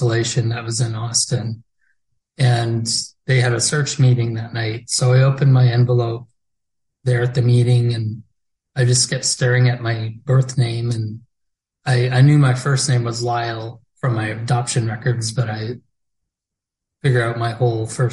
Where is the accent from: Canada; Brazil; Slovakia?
Canada; Peace River, Alberta; also born or lived in Hanna, Alberta; I was adopted and grew up in Peace River until I was 18.